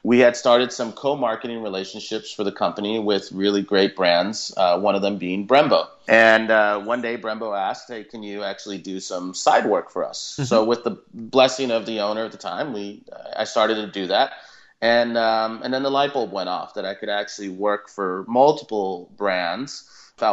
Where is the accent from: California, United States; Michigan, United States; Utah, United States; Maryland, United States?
California, United States; Los Angeles; growing up in Los Angeles with my father and my brothers